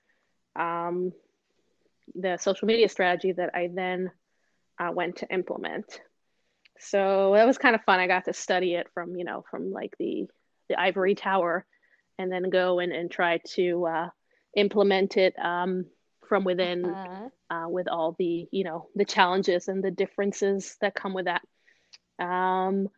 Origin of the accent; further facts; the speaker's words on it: Israel; moved away as an adult; also born or lived in Los Angeles / Boston; now in New York, United States; I was born and raised in Israel